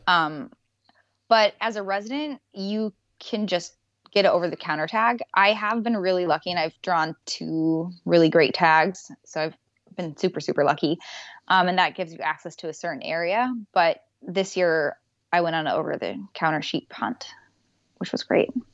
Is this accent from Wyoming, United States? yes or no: yes; Wyoming, United States; now in Alaska, United States; I grew up in Wyoming, so, and my dad was a hunter